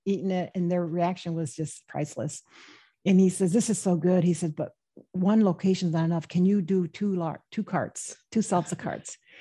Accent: Michigan, United States; I was born and raised in the Midwest in Michigan

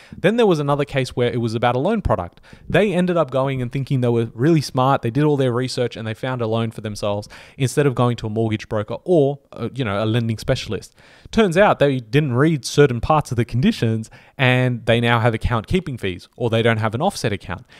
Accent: Australia; we're Australian

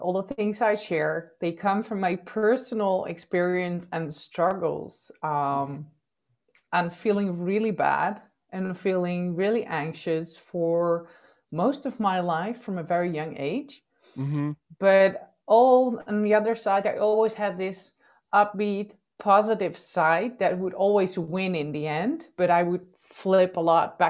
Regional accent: Netherlands; I am born and raised in the Netherlands

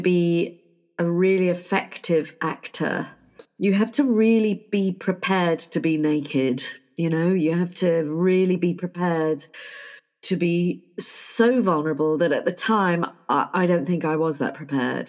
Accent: United Kingdom; I am terribly British

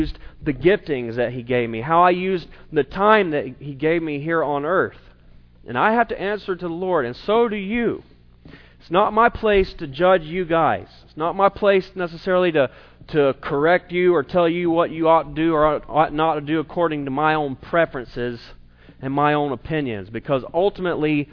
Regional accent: South Carolina, United States; moved away; growing up in South Carolina

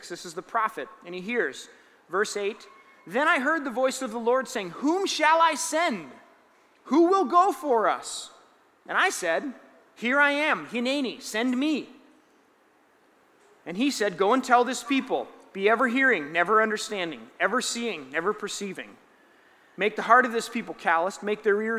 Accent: Roseville, United States; I grew up in a church, Grace Church in Roseville, Evangelical Free Church

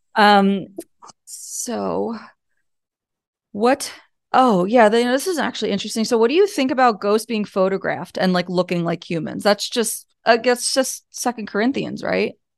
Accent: Pennsylvania, United States; I'm from Pennsylvania

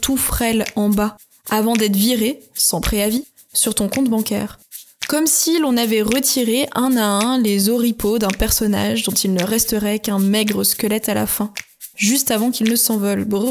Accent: France; chez nous, en France

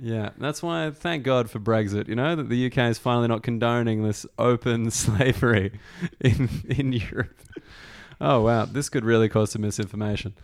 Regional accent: Australia; as an Australian

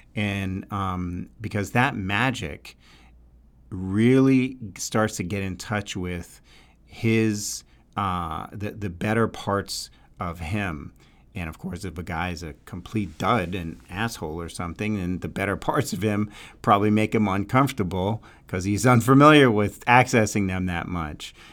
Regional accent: New York, United States; accent: New York; my New York accent

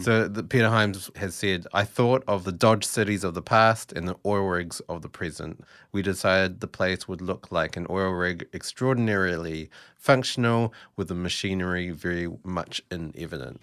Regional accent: New Zealand; now in Melbourne, Australia; I am actually a Kiwi.

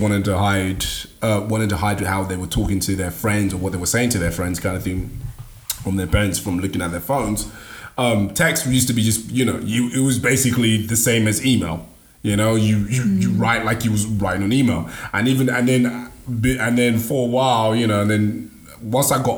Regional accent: Nigeria; English is a second language; I'm Nigerian, so I spoke it. It wasn't my first language

